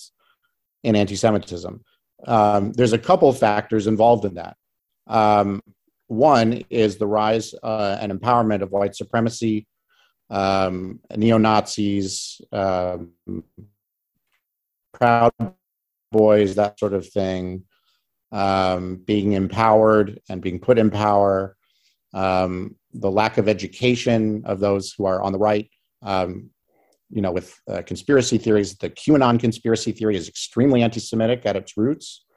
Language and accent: English; St. Louis, Missouri, United States; moved away; I grew up in St. Louis, Missouri, in a relatively educated area